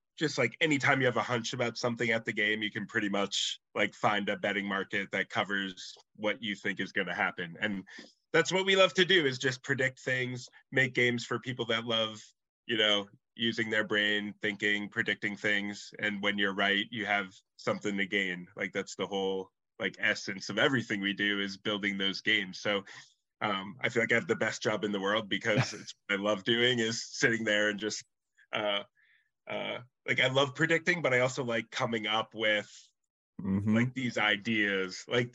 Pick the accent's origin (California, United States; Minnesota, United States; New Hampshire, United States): New Hampshire, United States; moved away as an adult; also born or lived in Lowell, Massachusetts; now in Massachusetts, United States; I grew up in New Hampshire, but ever since college, I've lived in Mass.